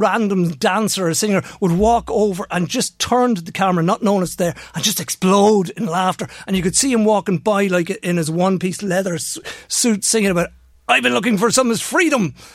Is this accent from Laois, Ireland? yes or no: no; Navan, County Meath, Ireland; I'm from Navan